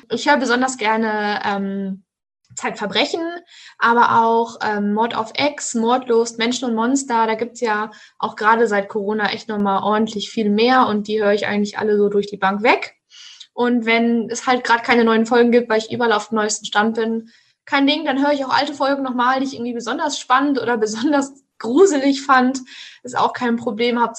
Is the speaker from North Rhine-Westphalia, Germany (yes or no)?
yes; Münster, North Rhine-Westphalia, Germany; Ich komme tatsächlich aus Münster und finde es einfach so toll hier, dass ich direkt mal geblieben bin